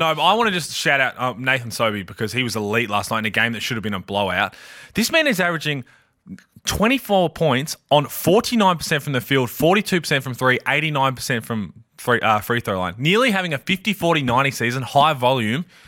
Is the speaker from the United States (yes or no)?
no; Adelaide, South Australia, Australia; I'm from Adelaide.